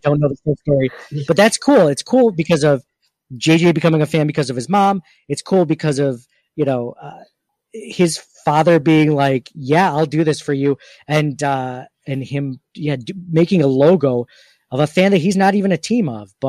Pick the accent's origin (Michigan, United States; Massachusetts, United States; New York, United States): New York, United States; Rochester; growing up in the Rochester area, part of the reason why I think I chose UB over other schools is because of the Bills